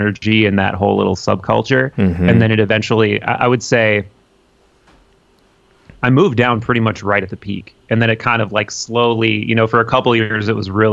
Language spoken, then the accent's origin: English; Appleton, Wisconsin, United States; moved away as an adult; now in Milwaukee, United States; I grew up in Appleton.